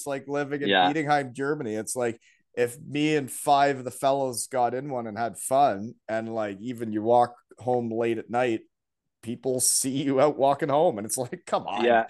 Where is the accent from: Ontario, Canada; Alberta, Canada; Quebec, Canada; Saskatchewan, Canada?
Ontario, Canada; Elmira; growing up in Elmira